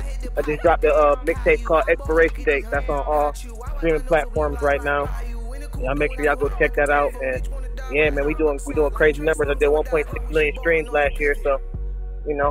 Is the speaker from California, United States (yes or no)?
no; Rochester, New York, United States; I'm from Rochester